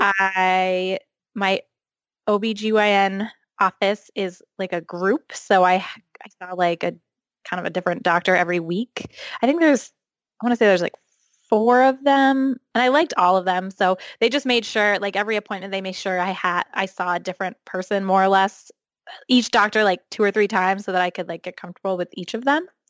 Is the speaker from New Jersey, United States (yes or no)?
yes; New Jersey, United States; moved away as an adult; also born or lived in central Maine; now in Maine, United States; I grew up in New Jersey, um, but I now live in central Maine 'cause I went to college here